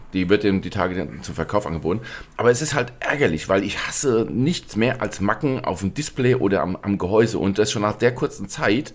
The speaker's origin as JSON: {"language": "German", "region": "Hesse", "country": "Germany", "said": "wie es bei uns in Hessen heißt"}